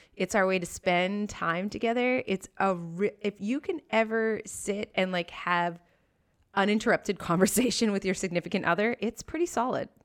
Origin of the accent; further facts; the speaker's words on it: Kelowna, British Columbia, Canada; also born or lived in Calgary; Kelowna, my hometown